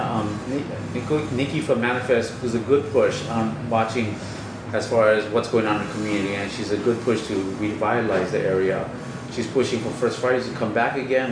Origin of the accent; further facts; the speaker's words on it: Kapolei, Hawaii, United States; I'm from Kapolei